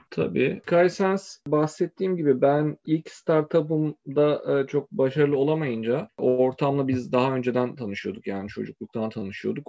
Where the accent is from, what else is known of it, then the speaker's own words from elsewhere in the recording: İzmir, Turkey; moved away as an adult; also born or lived in Kayseri / Istanbul; ben 1986'da Kayseri'de doğdum. Ailemin bir kısmı İzmirli, bir kısmı Kayserili. Sonra İzmir'e taşındık. Liseyi orada okudum.